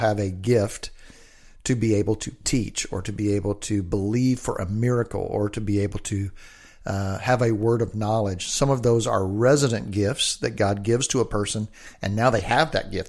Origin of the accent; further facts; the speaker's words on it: the South, United States; now in Olympia, United States; I grew up in the South.